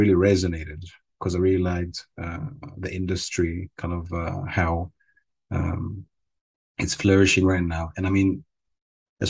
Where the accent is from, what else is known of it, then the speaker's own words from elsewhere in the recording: Cyprus; moved away as an adult; now in Netherlands; I grew up in Cyprus. So I was there for around, most of my life, for 20 or so years